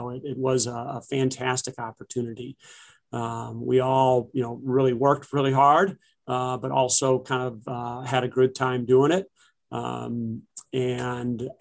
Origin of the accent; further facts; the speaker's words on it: University City, Missouri, United States; also born or lived in Milwaukee, Wisconsin; I've spent my whole life here in St. Louis, other than kind of the 4 years that I went to Marquette University of Milwaukee, Wisconsin. I grew up in University City with six other siblings